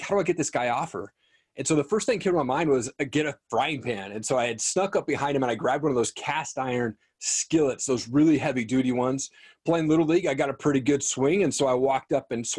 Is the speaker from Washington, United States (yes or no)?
yes; Eastern Washington, United States; moved away; I grew up in Eastern Washington